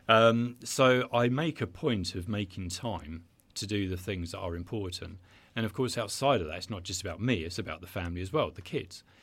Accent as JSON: {"language": "English", "town": "Brighton", "region": "South East England", "country": "United Kingdom", "tie": "born or raised there", "said": "I'm Brighton, born and bred"}